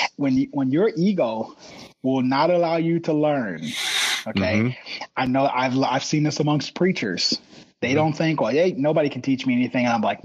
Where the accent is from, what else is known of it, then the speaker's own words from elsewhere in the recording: Gary, Indiana, United States; born there; But I was born in Gary, Indiana. That's that right there. I mean, that was the murder capital of the states at the time, if not the world. But born in Gary.